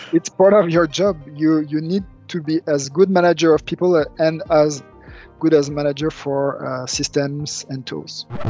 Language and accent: English; France; moved away as an adult; also born or lived in Luxembourg; now in Germany; I was raised in France